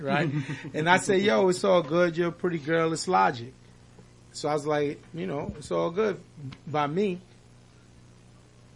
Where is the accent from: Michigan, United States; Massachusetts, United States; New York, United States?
New York, United States; New York City; we grew up in Jamaica, Queens, Hollis